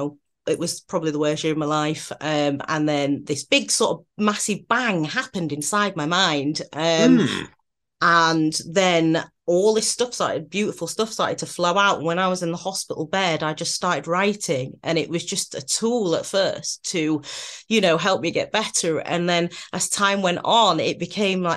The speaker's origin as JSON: {"language": "English", "region": "Yorkshire and the Humber", "country": "United Kingdom", "also_born_or_lived": "London", "moved": "as an adult", "lives_now": "Manchester, United Kingdom", "said": "originally I'm a Yorkshire girl and then I moved over to London to go to drama school."}